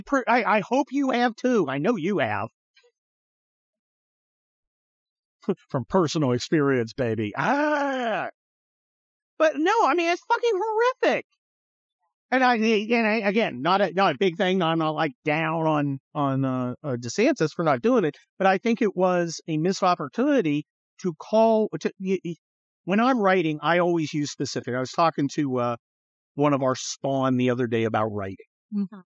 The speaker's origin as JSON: {"language": "English", "town": "San Francisco", "region": "California", "country": "United States", "tie": "born or raised there", "said": "I'm from San Francisco, right? I grew up near San Francisco"}